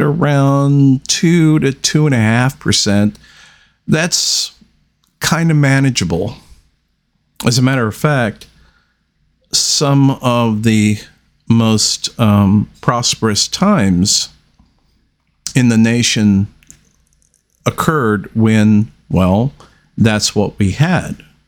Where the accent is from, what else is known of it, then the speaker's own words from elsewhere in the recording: United States; we as the American people